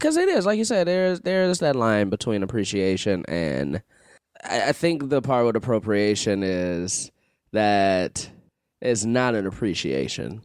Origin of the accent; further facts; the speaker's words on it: Chicago, Illinois, United States; I'm from Chicago